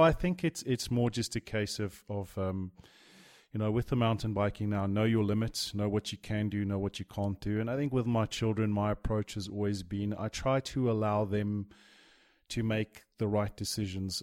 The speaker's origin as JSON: {"language": "English", "town": "Johannesburg", "region": "Gauteng", "country": "South Africa", "tie": "born or raised there", "also_born_or_lived": "Durban / Europe / Dubai", "said": "I moved to Jo'burg"}